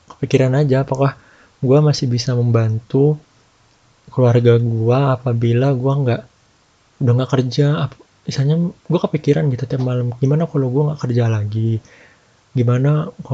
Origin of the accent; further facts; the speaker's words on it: Jakarta, Indonesia; ini gue kan eh, orang Jakarta buat yang orang Jakarta kan tahu dulu itu Jakarta PSBB-nya strict lah ketat